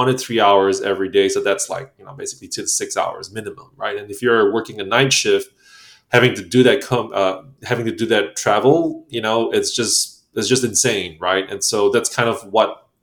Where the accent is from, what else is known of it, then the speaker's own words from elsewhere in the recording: Singapore; moved away as an adult; also born or lived in Poland / Ukraine; now in Vienna, Austria; Singaporean, yep. Born and raised in Singapore for the most part of my life.